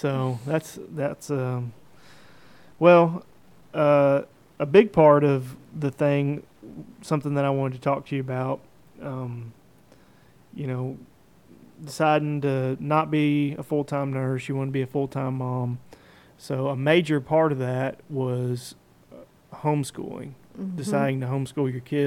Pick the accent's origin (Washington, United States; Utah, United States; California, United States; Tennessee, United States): Tennessee, United States; Clarksville; I was born back in Clarksville